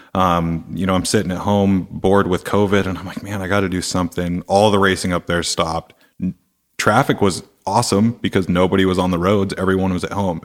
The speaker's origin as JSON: {"language": "English", "town": "Seattle", "region": "Washington", "country": "United States", "said": "I'm from Seattle"}